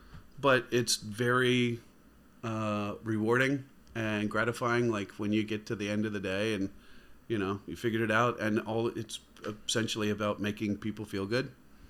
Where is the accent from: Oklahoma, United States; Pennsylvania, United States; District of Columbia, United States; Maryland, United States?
Maryland, United States; Baltimore; that was something that I'm sure you know growing up in Baltimore.